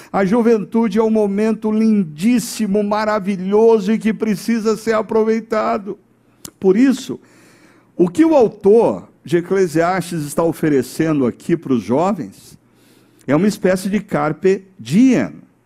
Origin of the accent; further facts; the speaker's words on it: São Paulo, Brazil; Quando eu era criança pequena, lá em São Paulo, no bairro do Sumaré, e morava na rua Capital Federal